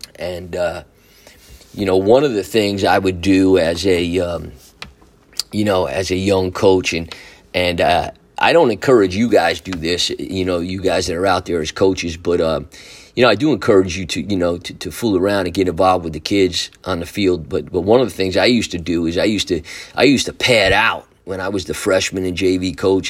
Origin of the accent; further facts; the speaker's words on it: Newburgh, New York, United States; the Newburgh City School District called me and asked me if I was interested in coming back to Newburgh to teach and to coach.